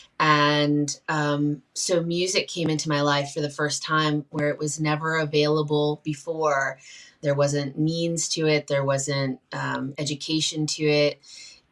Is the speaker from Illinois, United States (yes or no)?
no; Shenandoah Valley of Virginia, United States; I grew up in the Shenandoah Valley of Virginia around the Appalachian people